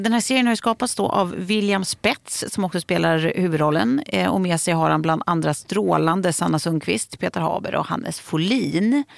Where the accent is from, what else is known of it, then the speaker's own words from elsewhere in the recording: Lidingö, Stockholm County, Sweden; jag växte upp på Lidingö och det var ju ändå nära stan